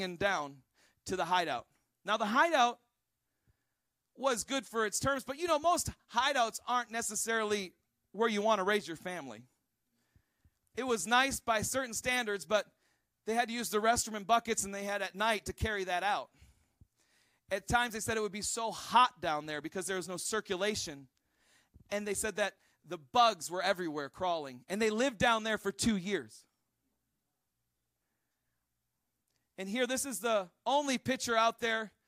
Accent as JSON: {"language": "English", "region": "Minnesota", "country": "United States", "said": "I'm from Minnesota and we had a Kowalski store"}